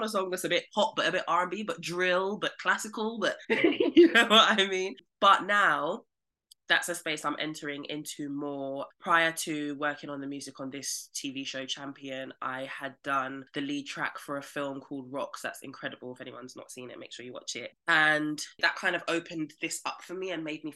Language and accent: English; London, United Kingdom; I'm from Southeast London